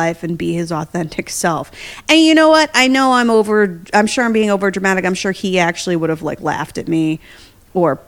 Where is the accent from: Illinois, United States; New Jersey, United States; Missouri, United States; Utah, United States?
New Jersey, United States; now in New York City, United States; I'm from Jersey